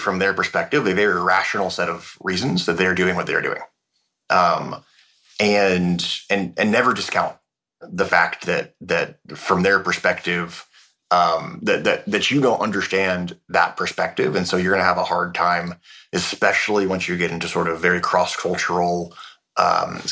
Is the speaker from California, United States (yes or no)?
yes; North Bay of the Bay Area, Northern California, United States; As a Northern California kid, I grew up